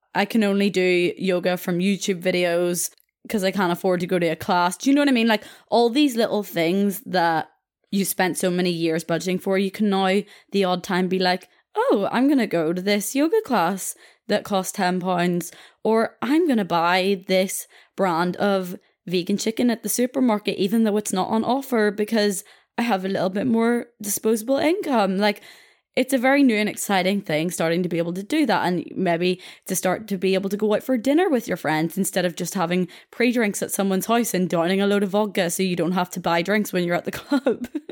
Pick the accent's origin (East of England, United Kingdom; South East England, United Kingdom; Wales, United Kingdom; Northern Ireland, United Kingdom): Northern Ireland, United Kingdom; Belfast; I'm from Belfast itself